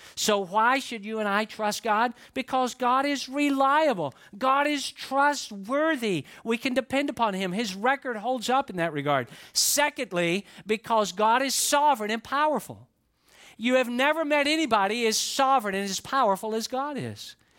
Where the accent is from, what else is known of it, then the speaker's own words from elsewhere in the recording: Atlanta, Georgia, United States; I grew up in the Atlanta area